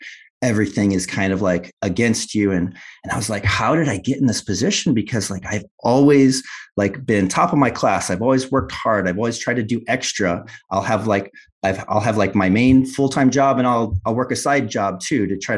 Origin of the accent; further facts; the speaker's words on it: Illinois, United States; moved away as an adult; left the nest, left Illinois